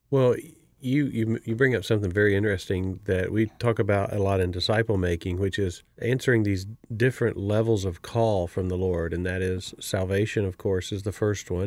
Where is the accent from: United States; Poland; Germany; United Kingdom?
United States; Miami, Florida; I'm from Miami, Florida